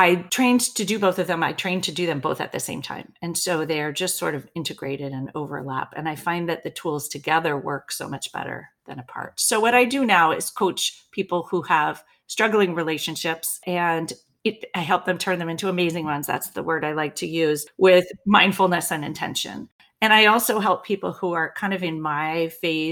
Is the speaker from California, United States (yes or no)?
yes; Berkeley, California, United States; I grew up in Berkeley, California